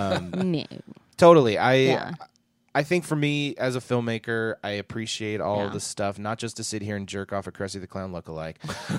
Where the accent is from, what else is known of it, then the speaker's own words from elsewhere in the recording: United States; I'm an American.